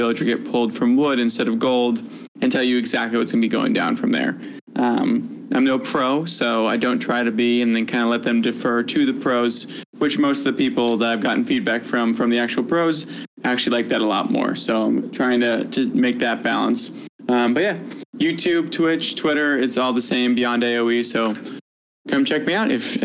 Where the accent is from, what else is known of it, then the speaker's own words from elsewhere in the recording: New England, United States; I'm born in New England